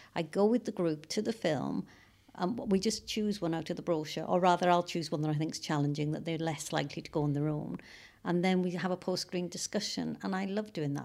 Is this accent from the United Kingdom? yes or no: yes; North Wales, United Kingdom; now in Cambridge, United Kingdom; I'm from Wales. I'm from North Wales originally